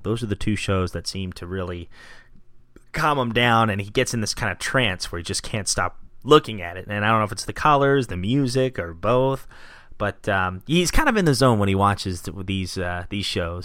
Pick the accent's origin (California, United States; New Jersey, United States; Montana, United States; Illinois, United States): New Jersey, United States; Gloucester City; also born or lived in Philadelphia, Pennsylvania; I was born in Philadelphia, and we ended up moving to Gloucester City, New Jersey in 1990.